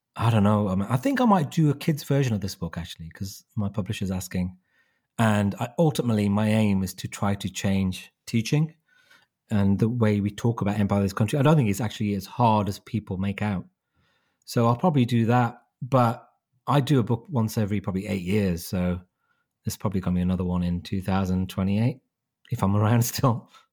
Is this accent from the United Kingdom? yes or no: yes; Wolverhampton, West Midlands, United Kingdom; my hometown of Wolverhampton